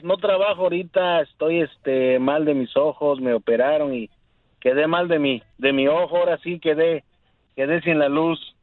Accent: Oaxaca, Mexico; moved away; yo soy del estado de Oaxaca

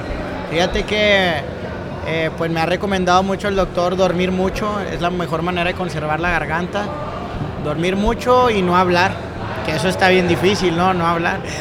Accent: Monterrey, Nuevo León, Mexico; yo soy nacido en Monterrey, Nuevo León

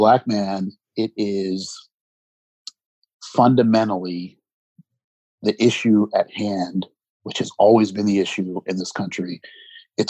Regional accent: United States; I'm an American

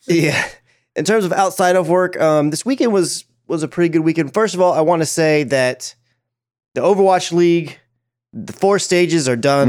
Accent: Dallas, Texas, United States; I follow the Dallas Fuel. Obviously, they're the team that represents my hometown

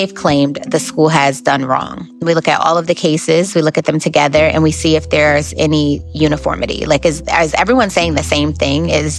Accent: New Haven, Connecticut, United States; So I am originally from New Haven, Connecticut.

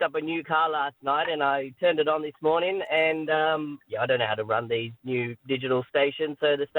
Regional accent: Victoria, Australia; now in Redcliffe, Australia; So I'm original Victorian

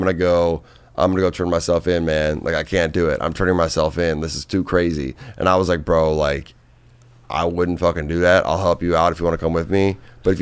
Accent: Minnesota, United States; moved away; I'm from Minnesota. I sold weed in high school

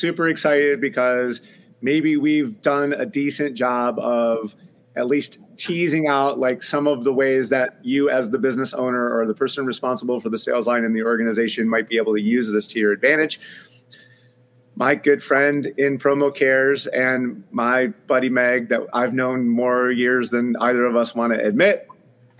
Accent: Detroit, Michigan, United States; moved away; I'm from Detroit. And even though I've not lived in Detroit for a very long time, I'm still a Detroit kid at heart

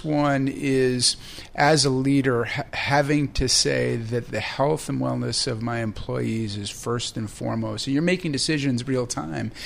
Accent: New York, United States; as a New Yorker

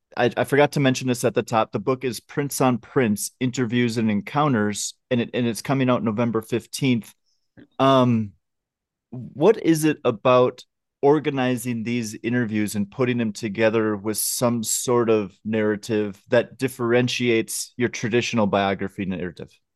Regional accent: outside of Minneapolis, Minnesota, United States; I grew up outside of Minneapolis

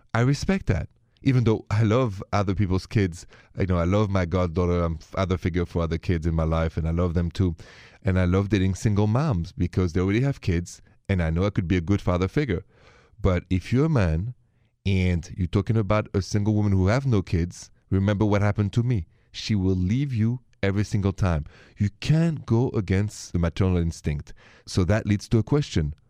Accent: Paris, Île-de-France, France; moved away; I'm from Paris, if you haven't noticed the accent

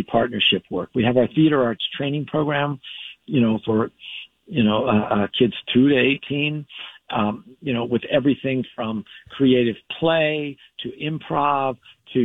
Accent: Southern California, United States; I grew up in Southern California

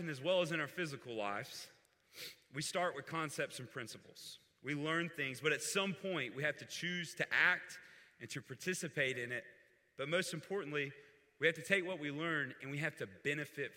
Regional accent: Fort Walton Beach, Florida, United States; I grew up near the Destin-Fort Walton Beach area in Florida

